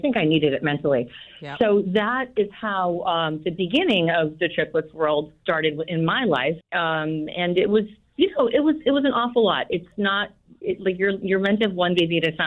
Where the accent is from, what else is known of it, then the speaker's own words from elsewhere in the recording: Longmeadow, Massachusetts, United States; I grew up in Long Meadow, Mass, little town out in western Massachusetts.